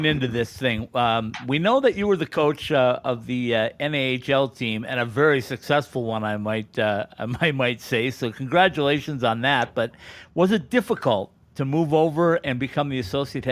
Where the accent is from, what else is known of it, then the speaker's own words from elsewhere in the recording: Fosston, Minnesota, United States; moved away; I'm from up near Bemidji, a little town called Fauston, if you've ever been on Highway 2.